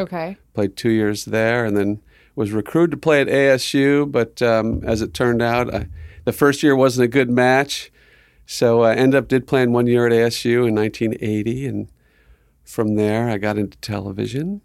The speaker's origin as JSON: {"language": "English", "region": "Southern California", "country": "United States", "tie": "born or raised there", "also_born_or_lived": "Arizona", "moved": "yes", "said": "growing up in Southern Cal"}